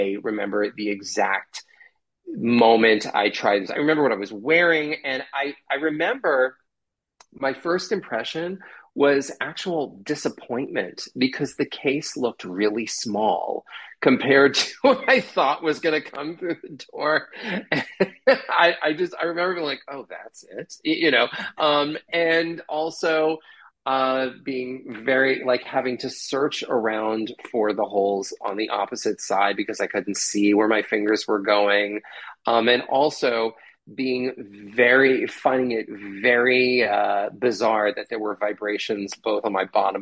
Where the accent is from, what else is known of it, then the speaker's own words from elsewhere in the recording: New Jersey, United States; moved away; I'm from New Jersey originally